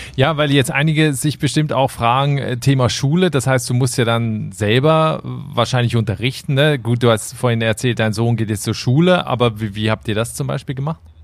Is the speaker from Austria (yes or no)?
no; Switzerland; in meine Heimat, die Schweiz